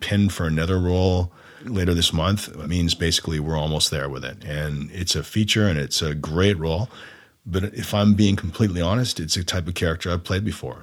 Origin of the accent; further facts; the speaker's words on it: Oshawa, Ontario, Canada; also born or lived in Orono, Ontario; I grew up in Oshawa and Orno, all those places